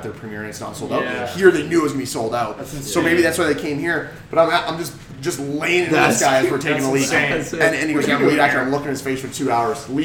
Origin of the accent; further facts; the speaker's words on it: Winnipeg, Manitoba, Canada; moved away as an adult; now in Lynchburg, United States; I'm from Canada, from Winnipeg.